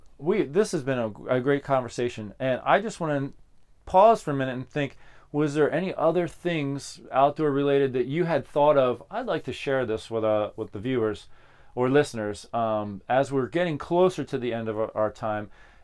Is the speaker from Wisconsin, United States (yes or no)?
no; Pennsylvania, United States; I grew up in Pennsylvania.